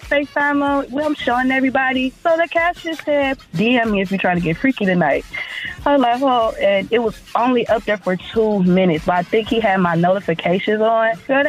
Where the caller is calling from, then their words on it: Cleveland, Ohio, United States; I'm calling from Cleveland, Ohio.